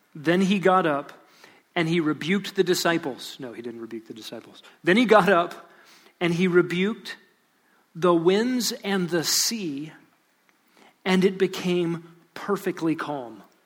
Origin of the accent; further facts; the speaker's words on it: Lubbock, Texas, United States; I was born in Lubbock, Texas